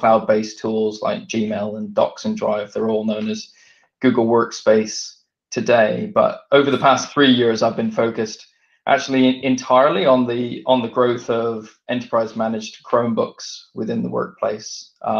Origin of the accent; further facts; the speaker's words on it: Vancouver, British Columbia, Canada; now in United Kingdom; So I grew up in Vancouver in Canada and came over to the UK in 1996. Both my parents are English.